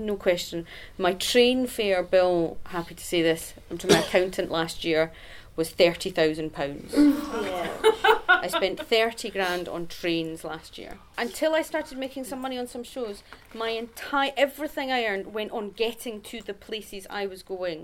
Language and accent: English; Scotland, United Kingdom; I am Scottish